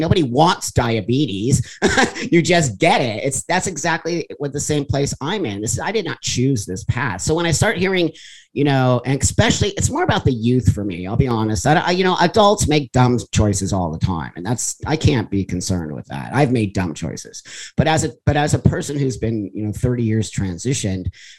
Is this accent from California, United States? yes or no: yes; the Valley, California, United States; I was raised in the Valley here in California